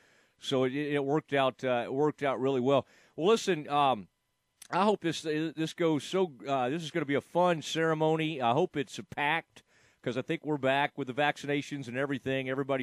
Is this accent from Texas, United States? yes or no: yes; Dallas-Fort Worth area, Texas, United States; I've been going to it since I was a kid, growing up in the Dallas-Fort Worth area, and then, of course, when it moved to Waco